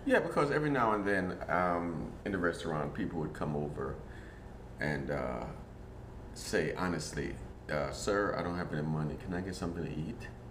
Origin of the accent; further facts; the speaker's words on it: Jamaica; also born or lived in Germany; now in Portland, United States; growing up in Jamaica